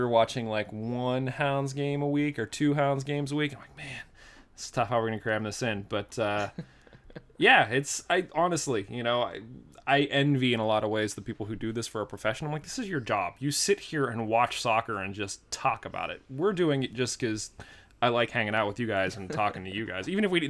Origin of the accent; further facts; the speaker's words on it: Pittsburgh, Pennsylvania, United States; I'm just like, yeah, I'm from Pittsburgh. Great. Thanks.